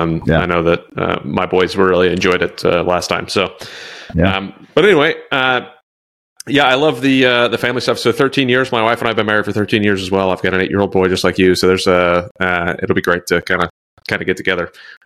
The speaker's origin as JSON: {"language": "English", "region": "New York", "country": "United States", "tie": "born there", "said": "Like I was born in New York."}